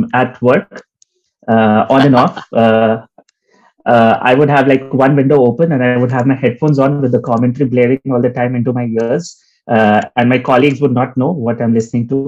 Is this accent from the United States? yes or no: no; India; I grew up in India